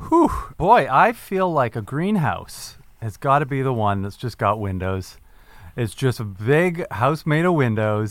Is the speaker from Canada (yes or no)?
yes; Canada; I'm a Canadian person